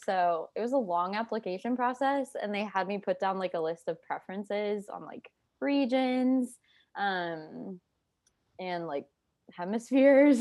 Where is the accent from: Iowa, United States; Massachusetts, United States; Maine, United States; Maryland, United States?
Iowa, United States; I am from Iowa